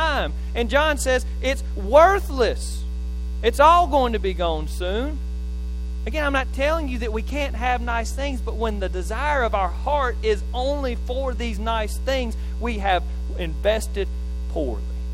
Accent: Neshoba County, Mississippi, United States; from Neshoba County

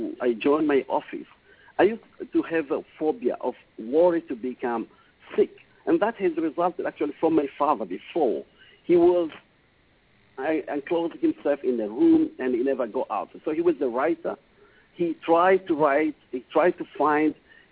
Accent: Burundi; moved away; also born or lived in Oman; I was born in Africa, in Burundi.

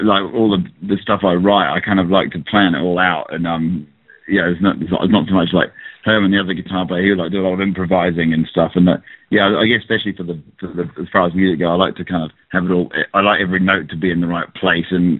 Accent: New Zealand; also born or lived in England; I just like lived in New Zealand, actually. My parents moved over from England to, I was born in England. I went to New Zealand when I was like 5 years old

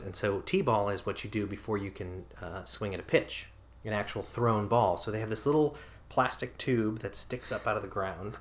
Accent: United States; now in Japan; as an American

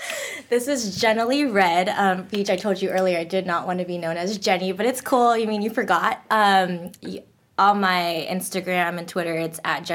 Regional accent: Philippines; oh, and I'm not Korean. I'm Filipino.

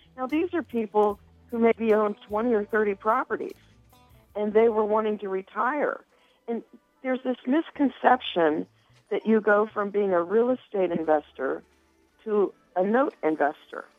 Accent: Cincinnati, Ohio, United States; I am born and raised in Cincinnati, so I'm a hometown girl.

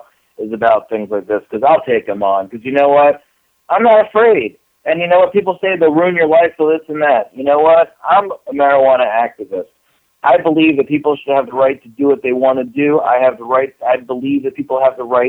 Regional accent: Florida, United States; I'm from Florida.

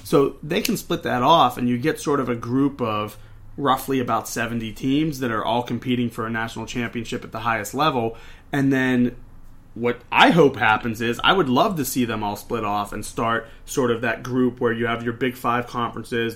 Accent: Pittsburgh, Pennsylvania, United States; I grew up in Pittsburgh, Pennsylvania.

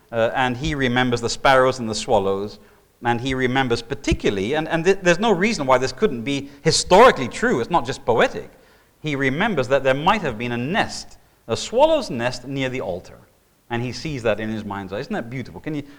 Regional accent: Indonesia; I mean, when I was growing up in Indonesia, we had a Komodo dragon come into our Sunday morning service.

